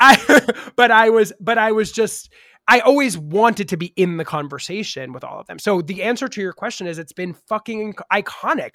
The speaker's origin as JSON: {"language": "English", "region": "New York", "country": "United States", "tie": "born or raised there", "said": "I grew up in New York"}